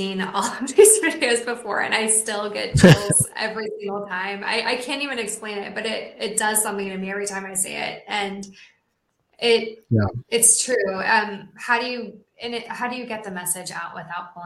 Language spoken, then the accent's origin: English; Ohio, United States; where we grew up in Ohio